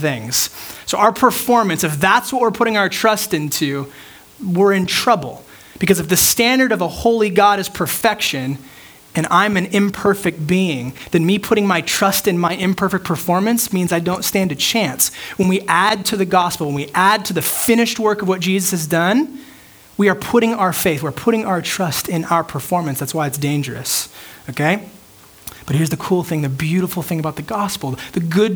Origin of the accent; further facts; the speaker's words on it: United States; amounts of freedom that I'm used to as an American.